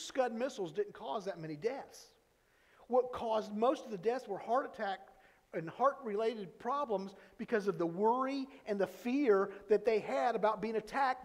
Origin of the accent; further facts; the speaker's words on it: Florida, United States; we're from Florida